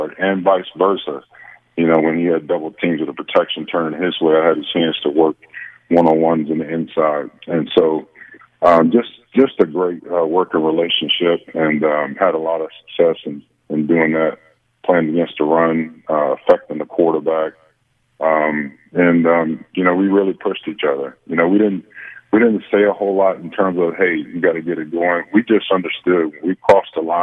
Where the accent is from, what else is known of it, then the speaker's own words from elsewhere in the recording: Chicago, Illinois, United States; moved away as an adult; when I was growing up in Chicago